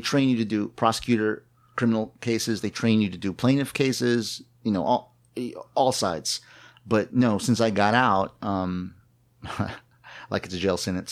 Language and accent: English; New Braunfels, Texas, United States; I was born, uh, on the banks of the Kamal River, not literally, figuratively, uh, in New Braunfels, Texas